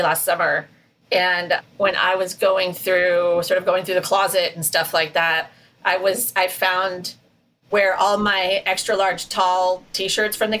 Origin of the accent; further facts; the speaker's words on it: Lincoln, Nebraska, United States; also born or lived in Hill Country, Texas; now in Texas, United States; I was born in Lincoln, Nebraska